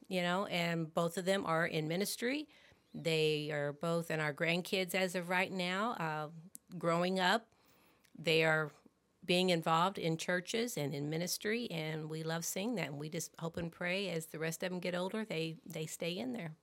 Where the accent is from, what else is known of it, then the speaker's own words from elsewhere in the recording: Warrensburg, Missouri, United States; now in Festus, United States; I was born and raised in Warrensburg